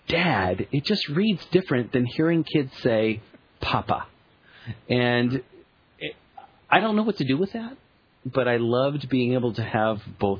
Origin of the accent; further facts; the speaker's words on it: England, United Kingdom; Because we're English.